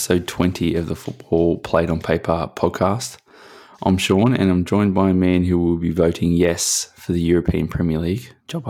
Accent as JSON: {"language": "English", "town": "Liverpool", "region": "North West England", "country": "United Kingdom"}